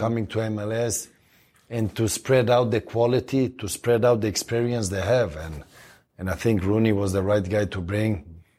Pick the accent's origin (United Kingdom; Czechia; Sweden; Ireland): Sweden; moved away as an adult; now in Los Angeles, United States; I come from Sweden